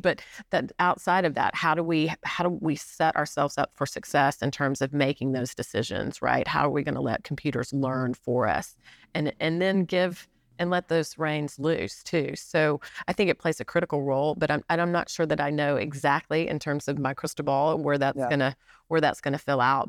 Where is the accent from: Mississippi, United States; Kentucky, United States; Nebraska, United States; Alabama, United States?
Alabama, United States; moved away as an adult; also born or lived in New York; now in Chattanooga, United States; my home state of Alabama